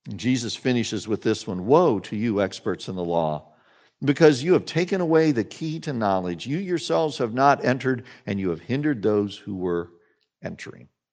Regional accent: Salina, Kansas, United States; I grew up in Salina, Kansas.

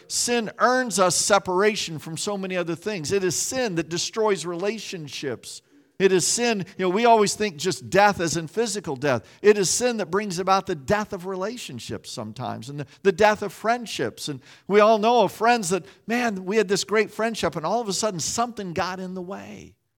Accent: Salina, Kansas, United States; I grew up in Salina, Kansas

